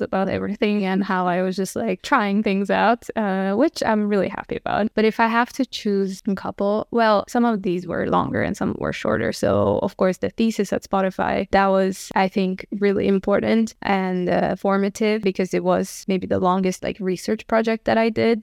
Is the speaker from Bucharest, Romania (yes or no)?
no; Bistrița, Bistrița-Năsăud, Romania; moved away as an adult; also born or lived in Abu Dhabi / New York; now in Stockholm, Sweden; I'm from Romania. I was born in a small city, like a hundred thousand people. It's called Bystrica.